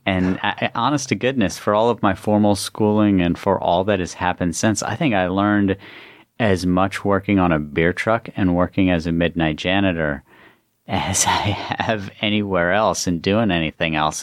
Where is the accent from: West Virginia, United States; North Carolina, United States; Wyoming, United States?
West Virginia, United States; moved away as an adult; also born or lived in Baltimore; I grew up in West Virginia